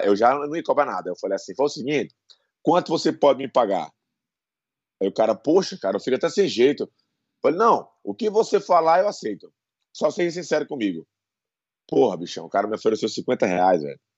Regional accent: Brazil; also born or lived in São Paulo, Brazil / Bahia, Brazil / Paraíba, Brazil; eu nasci em São Paulo, né? Uhum. Mas eu fui embora muito, muito novo. Eu fui embora com sete anos para Bahia, da Bahia Paraíba, né? Passei 25, 22, 23 anos

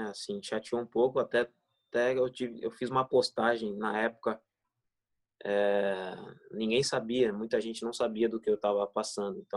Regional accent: Ribeirão Pires, São Paulo, Brazil; tinha família por perto lá no Ribeirão Pires, na minha cidade, onde eu nasci.

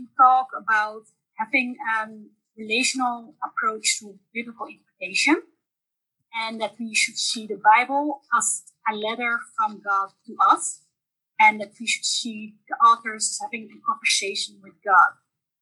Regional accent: northern Netherlands, Netherlands; now in Maastricht, Netherlands; I'm from the Netherlands, the Northern Half. I moved to Maastricht to study

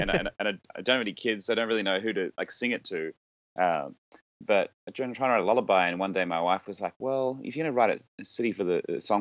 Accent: Australia; accent: Australian; moved away as an adult; now in New York City, United States; I live in New York City. I'm an Australian, in case you can't tell by now. I've been here 6.5 years

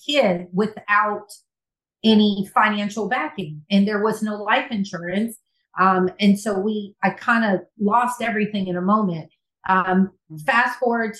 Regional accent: California, United States; moved away as an adult; also born or lived in Birmingham; growing up in California

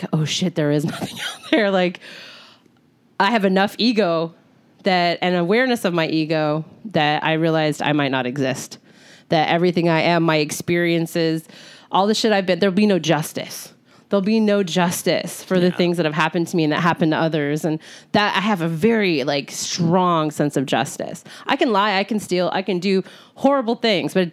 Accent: Dalton, Georgia, United States; moved away; I was born in Dalton, Georgia. I left when I was 2

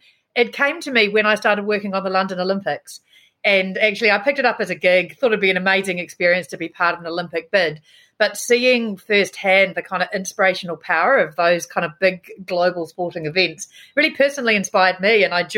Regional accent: Roponga, Hawke's Bay, New Zealand; also born or lived in Blenheim; But I actually, I was born in Blenheim, and then I moved to a small town in between Napier and Wairoa called Roponga. I was the only Pākehā at my little rural primary school

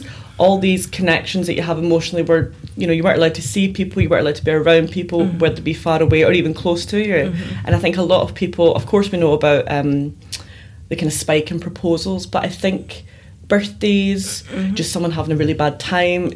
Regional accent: Glasgow, Scotland, United Kingdom; I grew up in Glasgow, Scotland

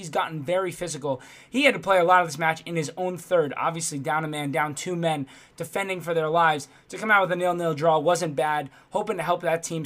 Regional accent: United States; As an American myself, United States fan

